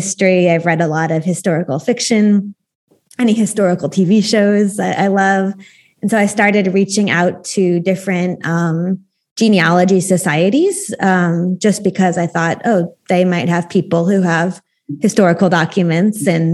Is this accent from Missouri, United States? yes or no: yes; St. Louis, Missouri, United States; moved away as an adult; also born or lived in Austria; now in Oregon, United States; I'm from St. Louis, Missouri, which is right in the middle of America. But now I live in Oregon on the West Coast.